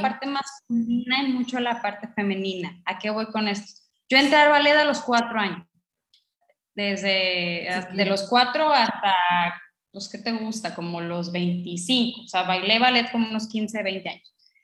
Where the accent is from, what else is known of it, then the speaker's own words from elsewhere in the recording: northern Mexico, Mexico; yo soy mexicana, pero eh, yo soy norteña